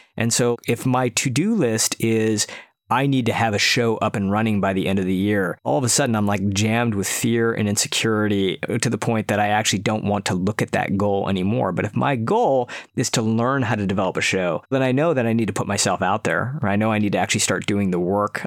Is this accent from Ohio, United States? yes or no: no; outside of Detroit, Michigan, United States; moved away; also born or lived in San Francisco, United States / Silicon Valley, United States; move back to my hometown outside of Detroit